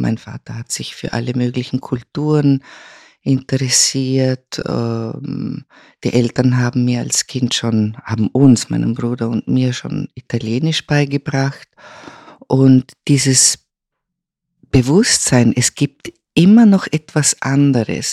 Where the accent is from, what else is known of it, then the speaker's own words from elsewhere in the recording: Vorarlberg, Austria; moved away; also born or lived in Vienna / Rome / Milan; Ich bin aufgewachsen im westlichsten Bundesland Österreichs, dem einzig alemannischen Bundesland und äh, Vorarlberg